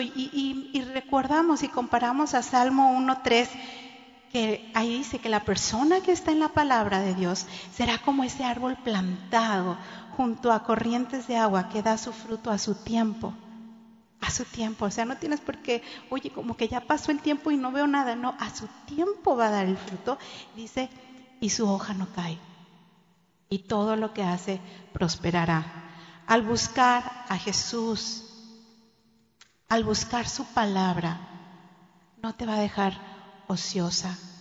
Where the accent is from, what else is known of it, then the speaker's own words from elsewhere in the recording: Monterrey, Nuevo León, Mexico; now in Cancún, Mexico; nací en Monterrey y toda mi niñez la viví ahí